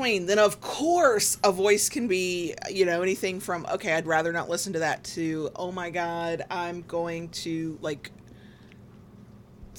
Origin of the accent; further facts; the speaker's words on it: the South, United States; accent: Southern; I feel myself speaking with a thicker Southern accent